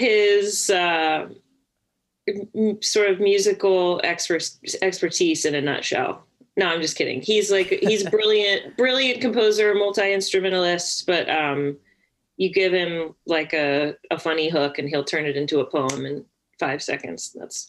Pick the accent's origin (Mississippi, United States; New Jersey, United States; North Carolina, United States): North Carolina, United States; Winston-Salem; North Carolina, Winston-Salem.